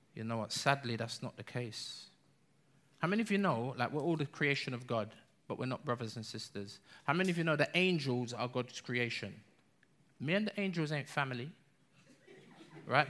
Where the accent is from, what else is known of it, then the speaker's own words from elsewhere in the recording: London, United Kingdom; we're English. We're London